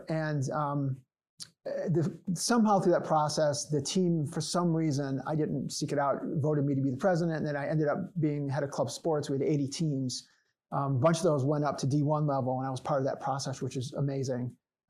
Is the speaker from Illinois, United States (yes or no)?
yes; Chicago, Illinois, United States; From Chicago.